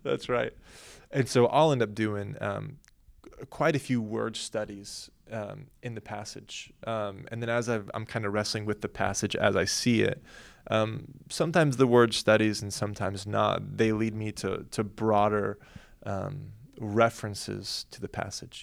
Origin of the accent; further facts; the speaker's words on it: Oklahoma, United States; now in Southern California, United States; we grew up in Oklahoma